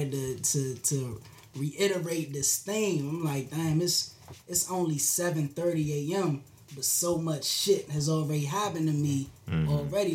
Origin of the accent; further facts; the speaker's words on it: Maryland, United States; I'm from Maryland.